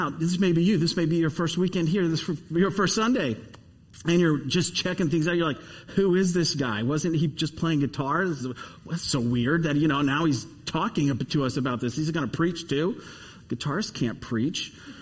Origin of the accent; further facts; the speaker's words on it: Dayton, Ohio, United States; I grew up in Dayton, Ohio.